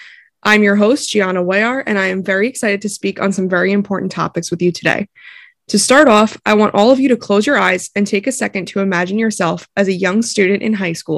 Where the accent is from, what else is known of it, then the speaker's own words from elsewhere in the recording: East Rockaway, New York, United States; I am a 20-year-old college student from East Rockaway, which is a small town on Long Island. I'm also of Italian and Argentine descent